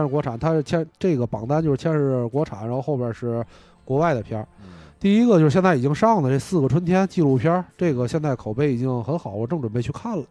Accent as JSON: {"language": "Chinese", "country": "China", "said": "我作为一个中国人，我从小没看过这些漫画儿"}